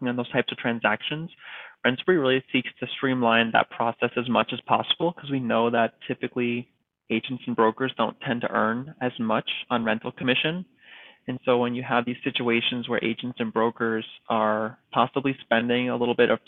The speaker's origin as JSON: {"language": "English", "region": "East Coast", "country": "United States", "moved": "as an adult", "lives_now": "California, United States", "said": "I'm from the East Coast and I moved to California"}